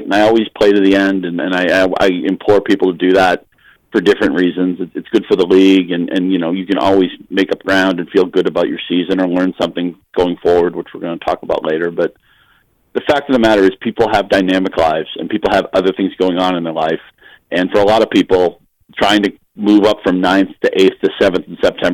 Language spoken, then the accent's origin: English; Chelmsford, Massachusetts, United States; moved away; Chelmsford, Massachusetts is where we all grew up. No, none of us are there now